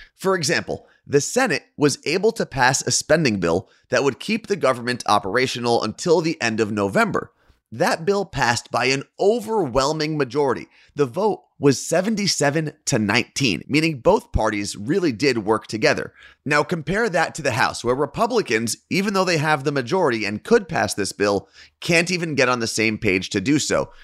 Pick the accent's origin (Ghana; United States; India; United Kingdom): United States; New Jersey; my home state of New Jersey